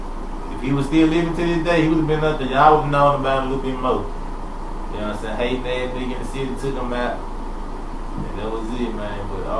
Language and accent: English; Manhattan, New York, United States; ABCU, straight from out the west side, and I'm from Manhattan, but man, they had the city on the goddamn map